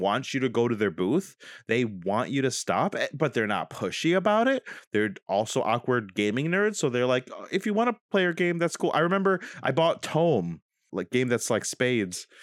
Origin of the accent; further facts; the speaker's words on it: Dunkirk, New York, United States; moved away; we could move to Dunkirk, my hometown